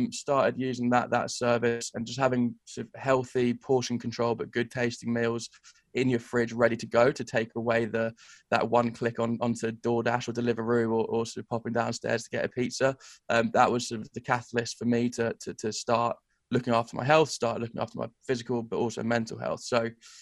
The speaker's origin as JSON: {"language": "English", "region": "England", "country": "United Kingdom", "moved": "as an adult", "said": "as an English bloke"}